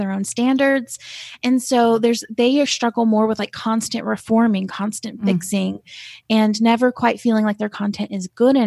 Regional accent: Asheville, North Carolina, United States; I'm from Asheville, North Carolina, and I live here. I live in Asheville now

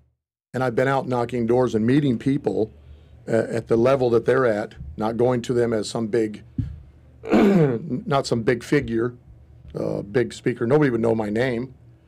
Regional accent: Shawano, Wisconsin, United States; born there; That's when I was born in Shawano, Wisconsin. And I was born into the family

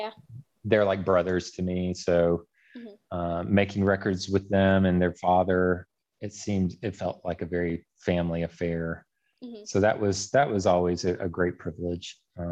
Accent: Memphis, Tennessee, United States; also born or lived in Wilmington, North Carolina; now in Mississippi, United States; I was born in Wilmington, North Carolina. My dad was in the Air Force at the time, but they're all from here. And I only lived there briefly. But yes, I grew up in the Memphis area. I live actually just south of Memphis in Mississippi.

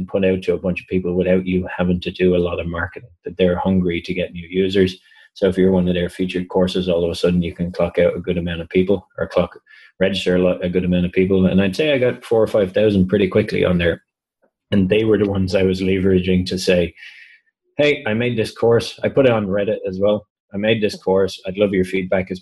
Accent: Ireland; I'm from Ireland

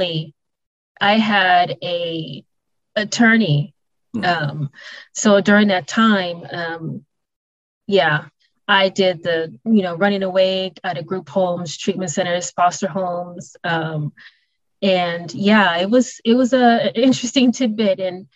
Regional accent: Milwaukee, Wisconsin, United States; I was raised in Milwaukee, Wisconsin.

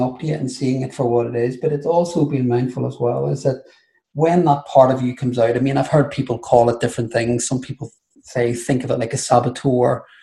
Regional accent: Ireland; being Irish Catholic and throw the gay bit on top

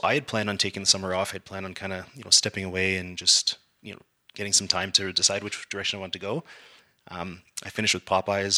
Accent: Calgary, Alberta, Canada; growing up in Calgary

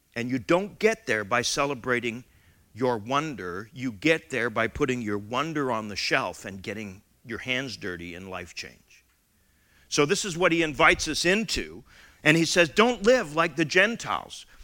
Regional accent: Canada; as a Canadian member of the Commonwealth

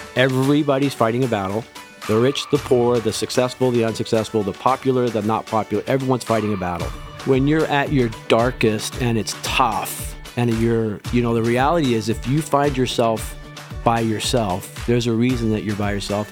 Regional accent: Western Canada, Canada; also born or lived in England / Lestock, Saskatchewan; I was born in England, raised in Western Canada

